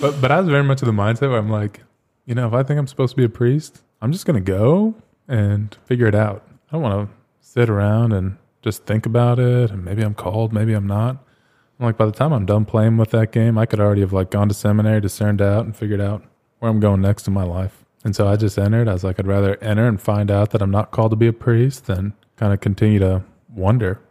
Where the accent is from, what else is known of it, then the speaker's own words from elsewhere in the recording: Phoenix, Arizona, United States; moved away as an adult; also born or lived in Pittsburgh / Ohio / Rome / Flagstaff; I'm from Phoenix, born and raised here.